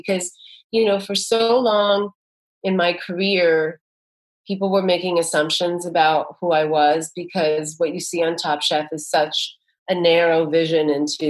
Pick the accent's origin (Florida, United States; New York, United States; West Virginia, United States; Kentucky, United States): New York, United States; New York City; You know, I'm a New Yorker. I'm used to everyone bumping against each other.